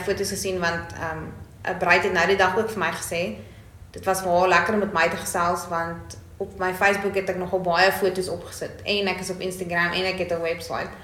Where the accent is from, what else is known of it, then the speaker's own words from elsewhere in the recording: Bloemfontein, Free State, South Africa; ek is van Bloemfontein af, ek is hier gebore